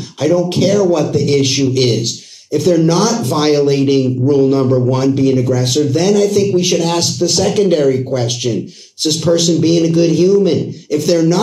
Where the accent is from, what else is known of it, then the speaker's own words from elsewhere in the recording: Boston, Massachusetts, United States; also born or lived in Los Angeles; now in Arizona, United States; I'm originally from Boston